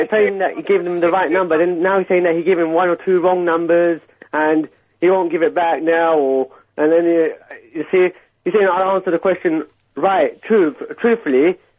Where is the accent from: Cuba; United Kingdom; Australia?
United Kingdom; Stratford, London; I'm from Stratford. But I'm from Stratford.